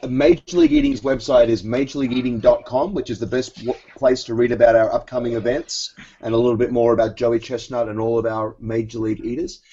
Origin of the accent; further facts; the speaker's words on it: Australia; moved away as an adult; also born or lived in New York City; now in United States; I was uh, born and raised in Australia